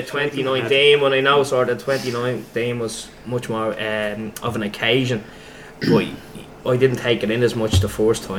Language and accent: English; Dublin, Leinster, Ireland; born or raised there